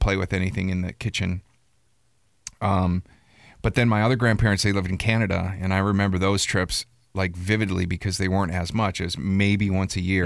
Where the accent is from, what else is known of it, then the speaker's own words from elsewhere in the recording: Milwaukee, Wisconsin, United States; moved away; I grew up in Milwaukee, Wisconsin, or right outside in the country